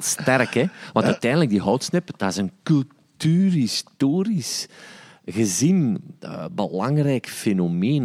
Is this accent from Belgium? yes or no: yes; Stekene, Flanders, Belgium; also born or lived in Sint-Niklaas; ik ben een manneken, ik ben opgegroeid in Stekenen